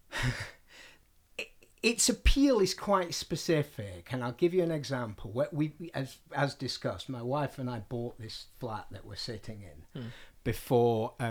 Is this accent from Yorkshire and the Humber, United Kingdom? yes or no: yes; Barnsley, Yorkshire and the Humber, United Kingdom; now in London, United Kingdom; Barnsley's my hometown, but I don't think of it as home. London is my home.